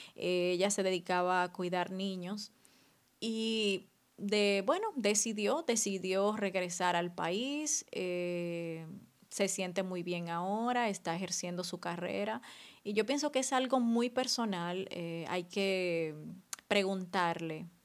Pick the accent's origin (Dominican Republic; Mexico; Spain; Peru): Dominican Republic; moved away as an adult; now in France; cuando vengo aquí me siento súper dominicana.